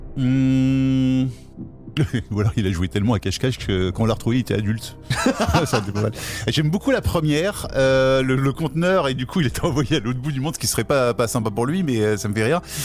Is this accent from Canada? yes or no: no; France; nous sommes français